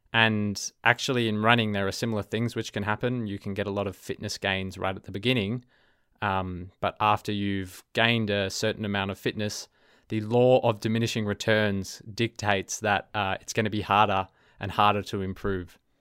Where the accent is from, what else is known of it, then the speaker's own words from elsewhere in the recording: Melbourne, Victoria, Australia; accent: Australian; first language English; you can probably hear my accent um, I'm an Australian. I'm from Melbourne, Australia. So my native language is English